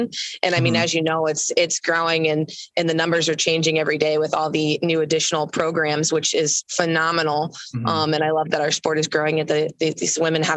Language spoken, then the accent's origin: English; Massillon, Ohio, United States; moved away as an adult; also born or lived in Kentucky; I am from Maslin, Ohio, originally. And my parents have a small little horse farm in Maslin. And I grew up riding horses